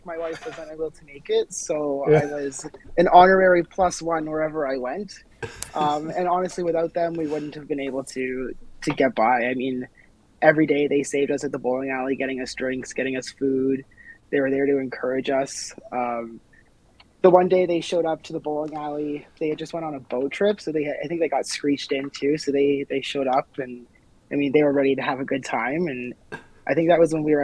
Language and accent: English; Ottawa, Ontario, Canada; I grew up in Ottawa